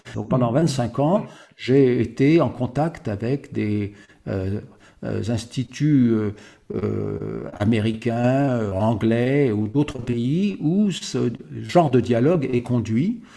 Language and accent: French; Paris, Île-de-France, France; je suis né à Paris. je suis né à Paris